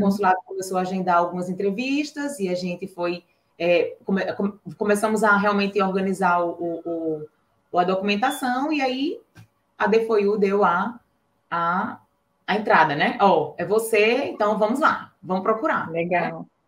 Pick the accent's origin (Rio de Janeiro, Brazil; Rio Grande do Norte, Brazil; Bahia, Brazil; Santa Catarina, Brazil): Rio Grande do Norte, Brazil; Natal; sou aqui de Natal, Rio Grande do Norte